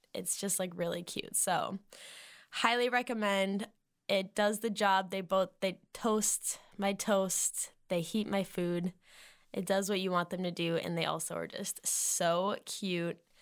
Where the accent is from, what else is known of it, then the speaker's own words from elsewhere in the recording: Massachusetts, United States; moved away; I'm from Massachusetts